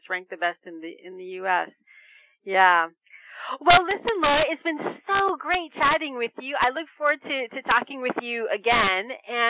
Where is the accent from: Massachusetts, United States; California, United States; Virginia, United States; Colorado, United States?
California, United States; Santa Barbara; moved away as an adult; also born or lived in Los Angeles, California; now in Paris, France; Santa Barbara, but then I lived in LA for almost 15 years, before I moved.